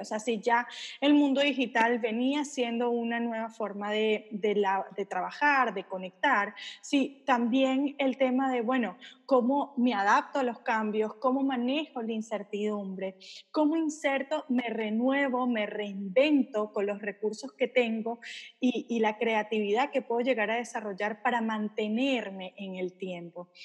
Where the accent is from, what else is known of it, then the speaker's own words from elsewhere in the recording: Venezuela; moved away; yo soy venezolana, viví en un país donde de repente salías a trabajar y no sabías si ibas a poder volver a tu casa